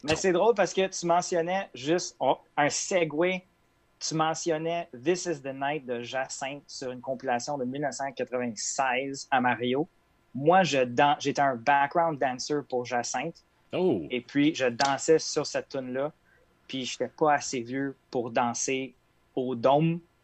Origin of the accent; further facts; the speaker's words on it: Quebec, Canada; je suis québécois, mais ce côté-là vient de ma mère.